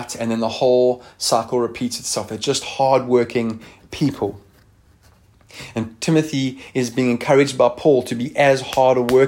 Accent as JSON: {"language": "English", "region": "Eastern Cape", "country": "South Africa", "tie": "born or raised there", "said": "I grew up in the Eastern Cape"}